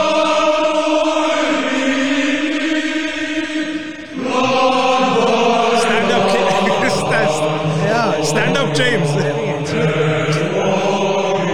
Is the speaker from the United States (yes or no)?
no; Ireland; moved away